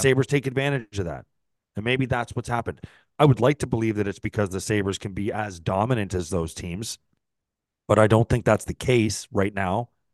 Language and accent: English; St. Catharines, Ontario, Canada; Saint Catharines, my hometown